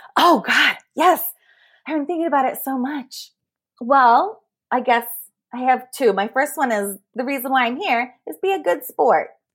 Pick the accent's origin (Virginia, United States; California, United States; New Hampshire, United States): California, United States; Bay Area; I grew up in the Bay Area